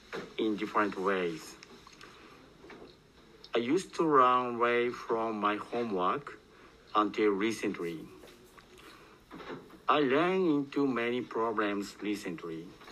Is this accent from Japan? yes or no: yes; Japan; English is a second language; from Japan